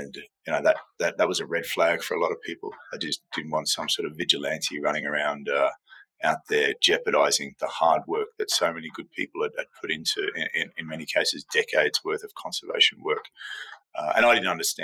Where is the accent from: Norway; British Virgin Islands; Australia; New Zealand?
Australia; Sydney, New South Wales; moved away as an adult; also born or lived in Melbourne, Australia / Iraq / South America / South Africa; now in Harare, Zimbabwe; I was born in Melbourne, mostly raised in Sydney